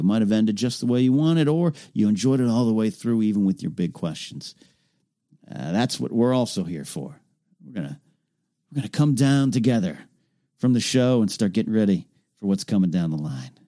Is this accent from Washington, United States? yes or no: no; Arroyo Grande, California, United States; Arroyo Grande, California, my hometown.